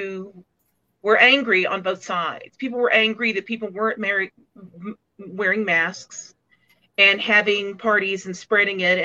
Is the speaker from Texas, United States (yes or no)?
yes; Dallas, Texas, United States; I grew up in Dallas